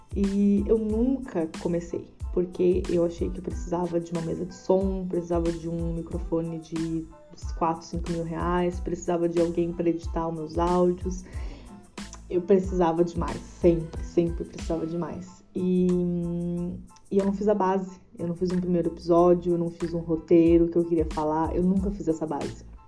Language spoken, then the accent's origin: Portuguese; Tamandaré, Brazil; nasci e morei em Tamandaré